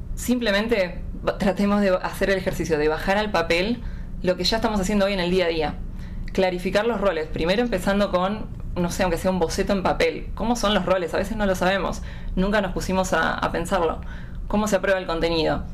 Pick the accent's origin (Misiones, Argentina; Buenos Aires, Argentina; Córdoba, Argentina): Buenos Aires, Argentina; de Buenos Aires, Argentina